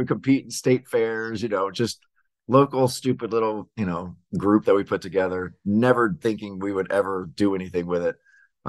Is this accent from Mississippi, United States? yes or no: yes; Ellisville, Mississippi, United States; moved away; also born or lived in Laurel, Mississippi; So it's a very, very teeny town. In fact, I was born there, but kind of raised right next door, 5 minutes away in a little place called Ellisville. So town of 2,000 people. So I grew up in the country.